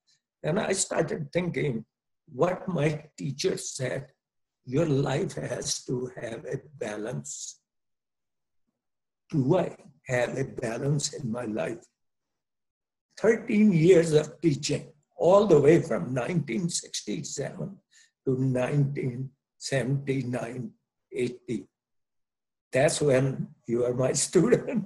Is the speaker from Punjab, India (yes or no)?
yes; Punjab, India; moved away as an adult; also born or lived in Hawaii, United States / Oneonta, New York, United States; I used to think I'm a Punjabi, grew up in the Punjab area of India